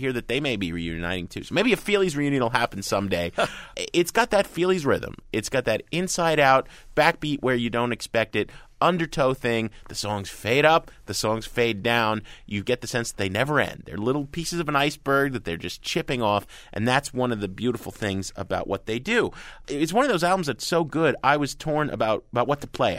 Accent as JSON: {"language": "English", "region": "New Jersey", "country": "United States", "tie": "born or raised there", "said": "I grew up in Jersey"}